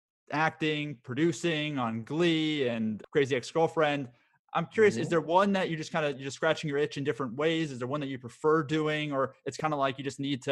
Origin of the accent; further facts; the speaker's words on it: Florida, United States; also born or lived in San Diego; growing up in Florida and San Diego at the time, having the ability to make it snow in such a warm weather climate was definitely every kid's fantasy.